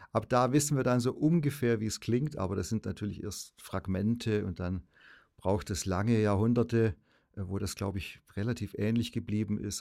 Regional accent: Ravensburg, Baden-Württemberg, Germany; ich bin 64 in Ravensburg, Oberschwaben geboren, gut katholisch aufgewachsen im besten Sinne

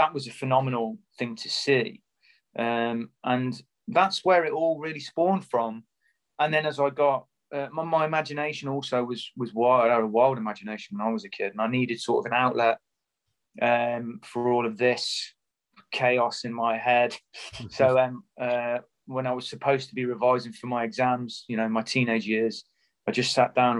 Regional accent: Coventry, West Midlands, United Kingdom; growing up in Coventry, which is a kind of drab post-industrial town

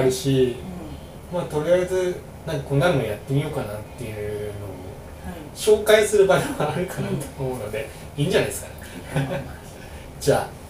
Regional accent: Hamamatsu, Shizuoka, Japan; 僕の僕が出身浜松なんですけど

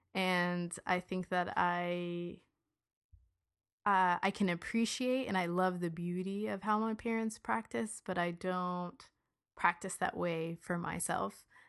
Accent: United States; I was born here

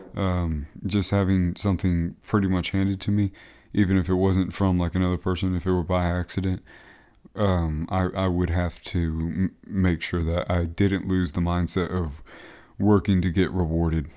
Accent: Beaufort, South Carolina, United States; moved away; my hometown of Beaufort, South Carolina

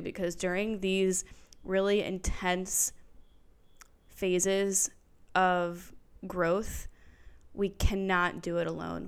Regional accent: New Jersey, United States; moved away as an adult; now in Philadelphia, United States; I grew up in New Jersey

